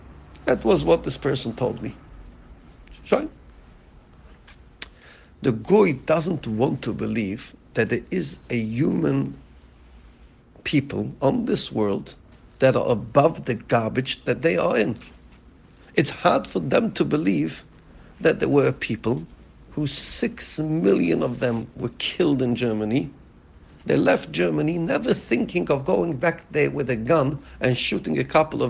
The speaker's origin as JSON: {"language": "English", "country": "United Kingdom", "said": "being British"}